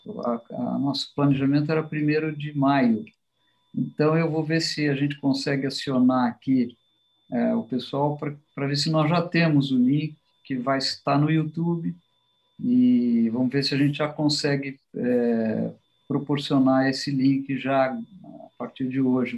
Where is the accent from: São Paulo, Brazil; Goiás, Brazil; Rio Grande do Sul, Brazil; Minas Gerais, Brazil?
São Paulo, Brazil; also born or lived in New York; Eu nasci em São Paulo, vivi aqui grande parte, quase toda a minha vida.